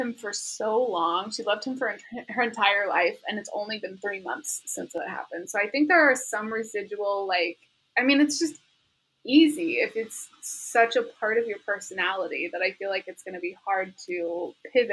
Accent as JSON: {"language": "English", "region": "Midwest", "country": "United States", "tie": "born or raised there", "said": "where we grew up because we were not in a country place"}